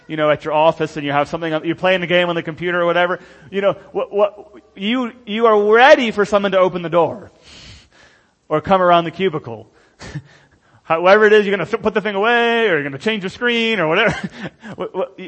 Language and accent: English; United States; moved away; I'm not an American first and then a Christian